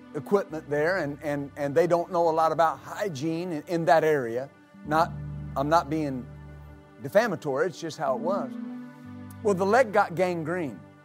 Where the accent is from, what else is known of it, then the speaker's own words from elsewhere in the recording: United States; I'm an American